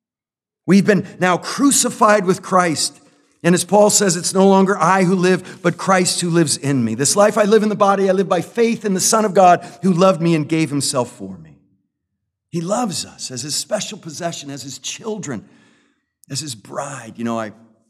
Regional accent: United States; I love my country as an American citizen

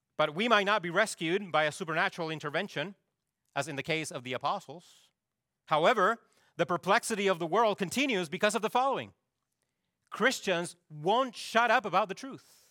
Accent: Chile; moved away; my home country of Chile

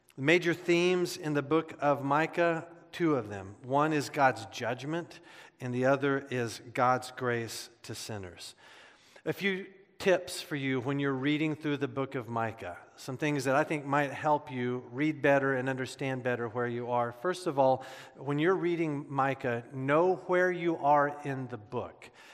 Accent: Midwest, United States; Growing up in the Midwest

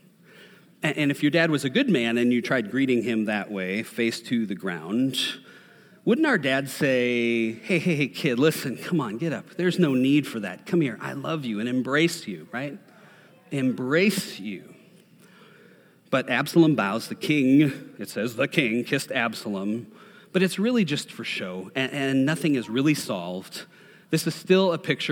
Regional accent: Minnesota, United States; I'm from Minnesota

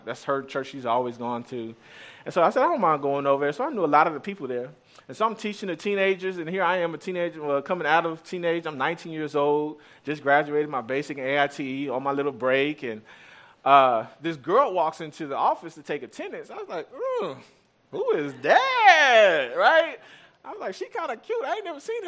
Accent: Austin, Texas, United States; I'm from Austin area. Grew up on the east side of Austin

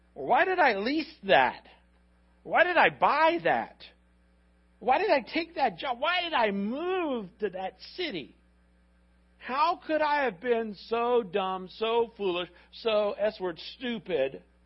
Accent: Miami, Florida, United States

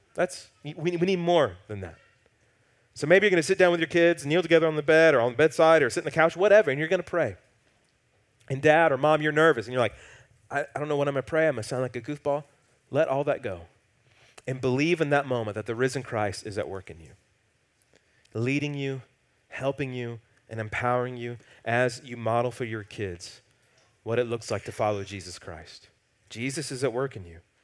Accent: the Bible Belt, United States; growing up in the Bible Belt

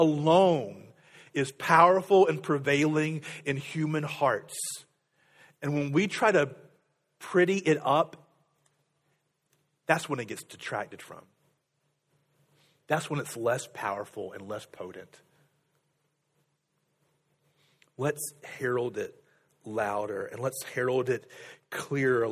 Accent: United States

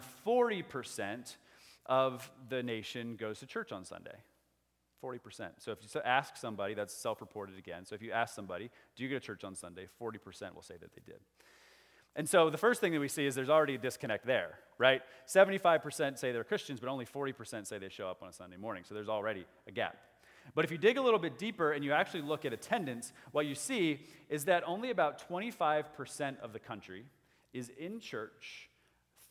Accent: United States; as American people, as good Westerners

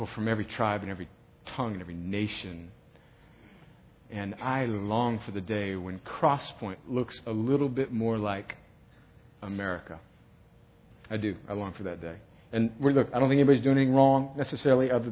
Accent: Southern California, United States; in Southern California in the 70s.

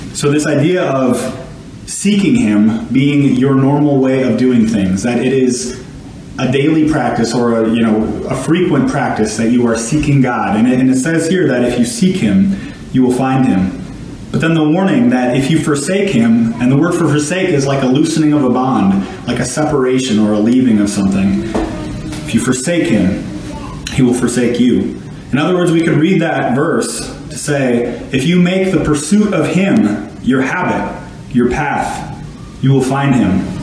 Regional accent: Cloquet, Minnesota, United States; accent: Minnesotan; I'm from Cloquet, Minnesota

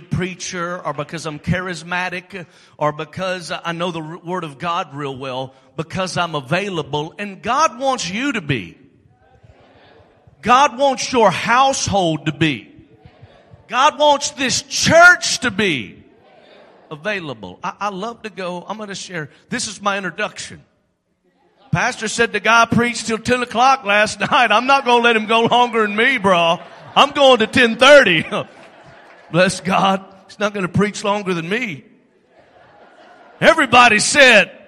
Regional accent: Alabama, United States; I'm from Alabama

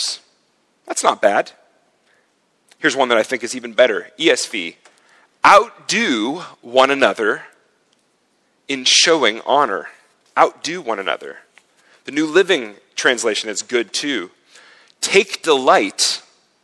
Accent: United States; moved away as an adult; now in Zurich, Switzerland; In my home country

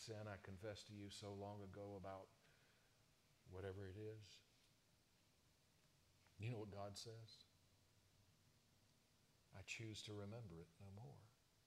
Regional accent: South Carolina, United States; growing up in South Carolina

